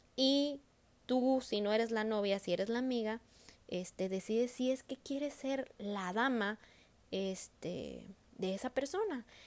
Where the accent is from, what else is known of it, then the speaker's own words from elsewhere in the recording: northern Mexico, Mexico; nosotros que somos norteñas, o sea, que vivimos acá en el norte del país, nosotros jugábamos a las bodas de chiquitas